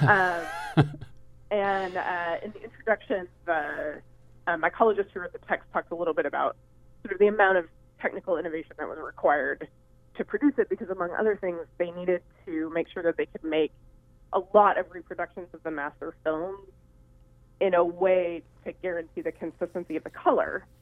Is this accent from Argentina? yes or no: no; Hood River, Oregon, United States; I'm from Hood River, Oregon, originally.